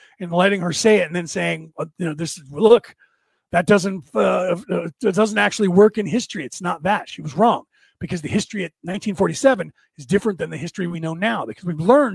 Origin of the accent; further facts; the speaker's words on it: United States; I grew up here in America my entire life